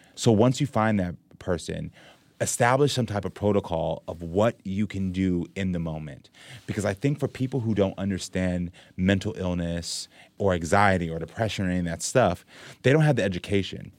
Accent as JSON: {"language": "English", "country": "Jamaica", "moved": "yes", "lives_now": "United States", "said": "we're both Jamaican"}